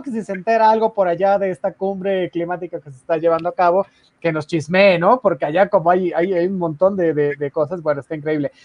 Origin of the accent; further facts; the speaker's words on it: Mexico; todos nosotros como mexicanos